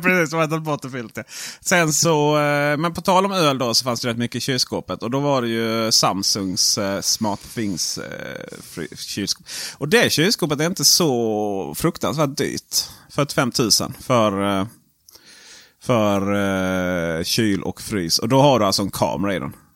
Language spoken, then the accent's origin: Swedish; Sweden; jag är svensk